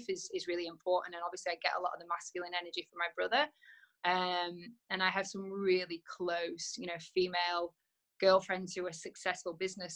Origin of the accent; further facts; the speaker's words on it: Preston, North West England, United Kingdom; also born or lived in London; now in Netherlands; I was born in Preston